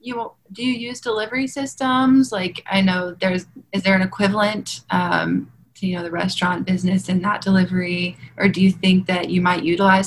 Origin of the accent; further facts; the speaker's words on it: Lexington, United States; I'm from Lexington